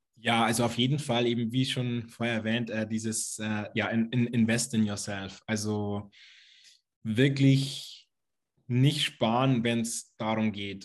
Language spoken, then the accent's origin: German; Lower Bavaria, Germany; Ich komme aus Niederbayern, aus einem kleinen Dorf sozusagen.